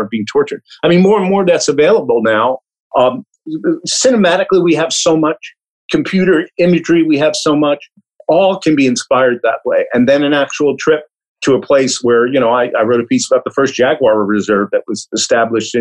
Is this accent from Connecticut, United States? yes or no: no; New York City, New York, United States; I grew up in Brooklyn, New York, and I got contact with animals through zoos